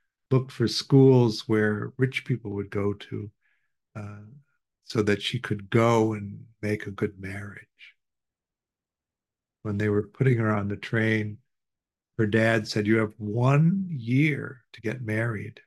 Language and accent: English; Chicago, Illinois, United States; We grew up in Chicago